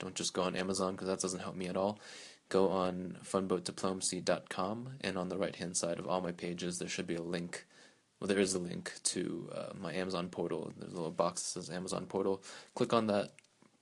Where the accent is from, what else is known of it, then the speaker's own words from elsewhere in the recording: Delaware, United States; Firefly, which is in Delaware, in my home state